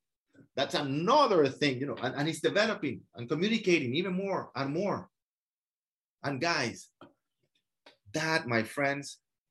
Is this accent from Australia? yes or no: no; France; now in Miami, United States; I moved from France, and I have a huge community of French people and investors that purchase from me, listings from people in Miami.